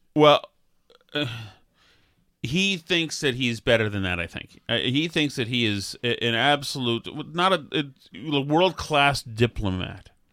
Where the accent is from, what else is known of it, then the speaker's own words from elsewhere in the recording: Boston, Massachusetts, United States; accent: Boston; my Boston accent